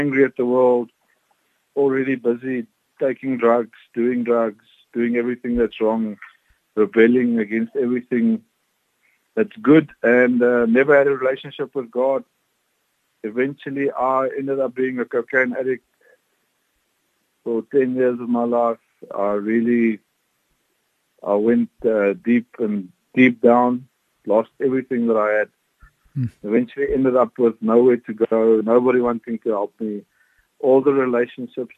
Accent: Eastern Free State, South Africa; I was born in the Eastern Free State

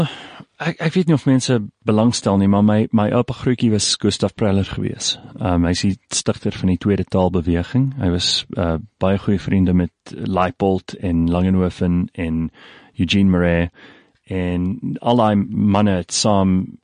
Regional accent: Pretoria, Gauteng, South Africa; Afrikaans is a second language; also born or lived in KwaZulu-Natal; Ek is in Pretoria gebore. Ek het daar die meeste van my lewe deurgebring.

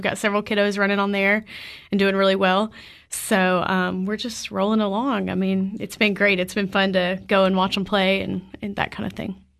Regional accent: Clarksville, Tennessee, United States; I grew up in Clarksville and came to Tech

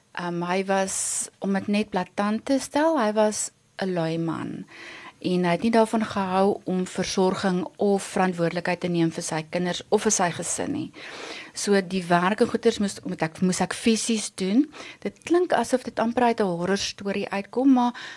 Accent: Vanderbijlpark, Gauteng, South Africa; ons het in Vanderbijl groot geword. Ehm um, ek het daar skool gegaan.

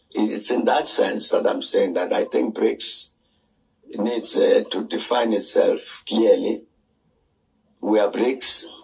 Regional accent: South Africa; as a South African, I agree with that.

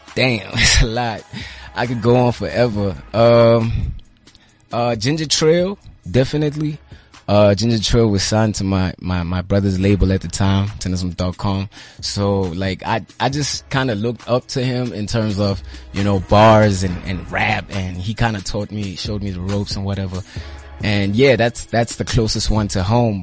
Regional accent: Butterworth, Eastern Cape, South Africa; I hail from Eastern Cape, uh, yeah. uh, Butterworth.

